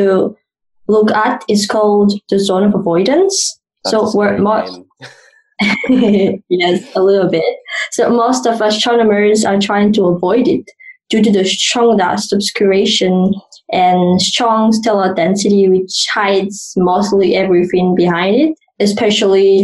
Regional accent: Madagascar; moved away as an adult; now in Cape Town, South Africa; I am from Madagascar and I did my undergraduate studies and I've obtained my master's degree from the University of Antananarivo in the capital

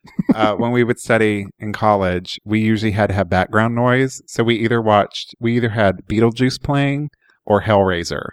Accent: Oklahoma, United States; I grew up in Oklahoma

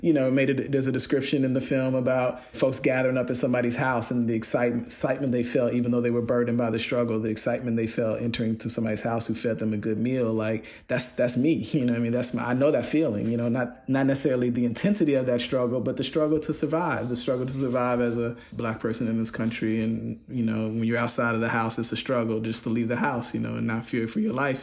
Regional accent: United States; I'm an American

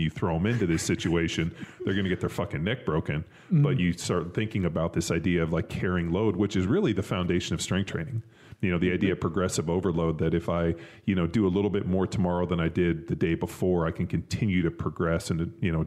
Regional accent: Southern California, United States; I grew up in Southern California

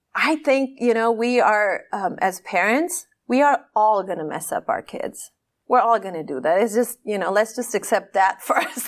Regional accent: Pakistan; I am this Pakistani woman

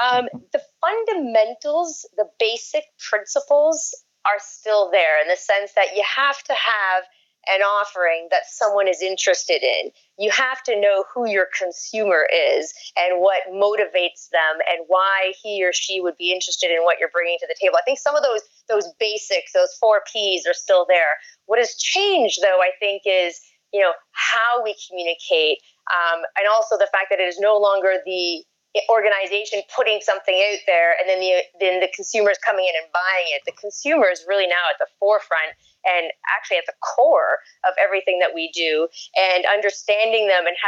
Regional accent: Canada; now in Brooklyn, United States; I always get called out when I'm in a meeting as being a Canadian. Yep. But I'm a proud Canadian.

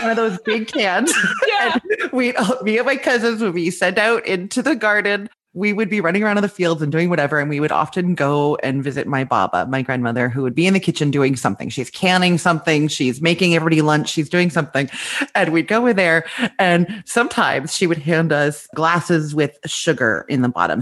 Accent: Winnipeg, Manitoba, Canada; moved away as an adult; also born or lived in Toronto, Canada; now in Orlando, United States; I grew up in Winnipeg, Manitoba

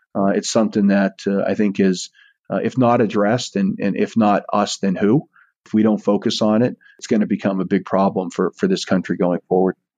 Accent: Eastport, Maine, United States; now in Saratoga Springs, United States; my hometown of Eastport

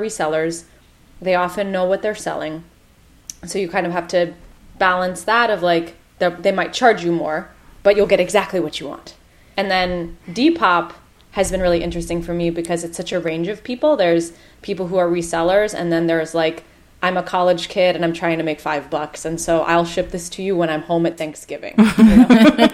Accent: United States; I'm Indian American.

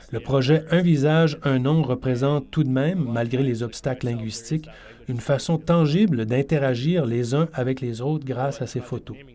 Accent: Iqaluit, Nunavut, Canada; Je suis originaire d'Iqaluit

